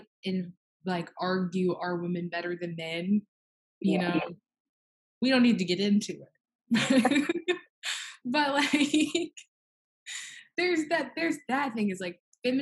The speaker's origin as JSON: {"language": "English", "region": "Mississippi", "country": "United States"}